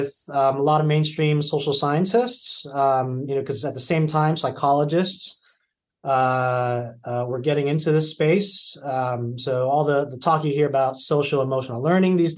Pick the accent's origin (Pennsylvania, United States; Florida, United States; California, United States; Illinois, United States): California, United States; moved away; I taught high school at a local public school near my hometown in California